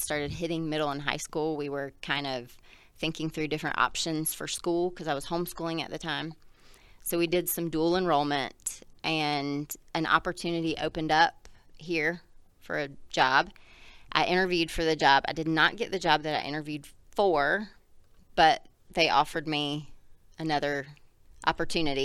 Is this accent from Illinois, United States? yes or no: no; South Carolina, United States; moved away; I grew up in South Carolina.